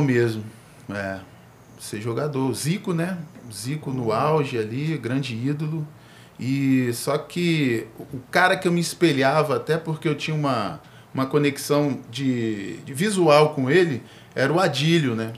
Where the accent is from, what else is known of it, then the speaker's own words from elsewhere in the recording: Brasília, Federal District, Brazil; eu nasci no Cruzeiro, nascido e criado